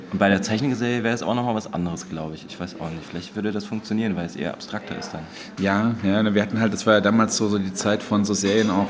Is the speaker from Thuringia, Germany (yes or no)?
yes; Weimar, Thuringia, Germany; Also ich äh, komme aus Weimar, ich habe eigentlich einen Background im Grafikdesign